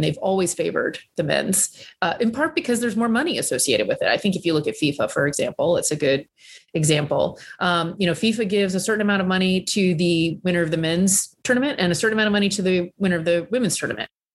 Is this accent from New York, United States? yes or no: no; Southern Virginia, United States; when I was growing up in Southern Virginia